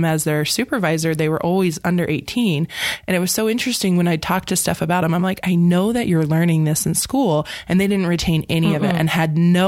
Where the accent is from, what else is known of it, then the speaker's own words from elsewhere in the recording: Montana, United States; moved away; I grew up in Montana